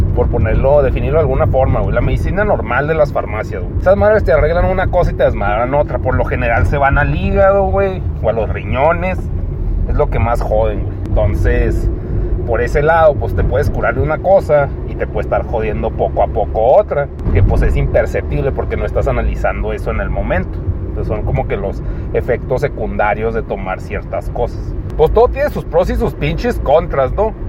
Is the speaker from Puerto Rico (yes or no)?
no; Chihuahua, Mexico; aquí nací y aquí voy a morir